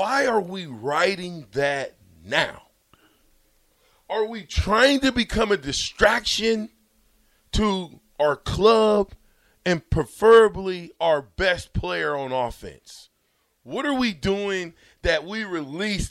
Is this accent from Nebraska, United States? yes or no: yes; Omaha, Nebraska, United States; I'm from Omaha.